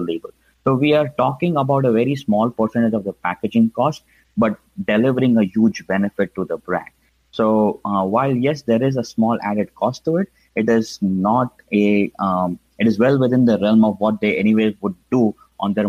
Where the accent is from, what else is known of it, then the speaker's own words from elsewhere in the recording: Mumbai, Maharashtra, India; moved away; as you can probably tell from my accent, I grew up in India, specifically in Mumbai.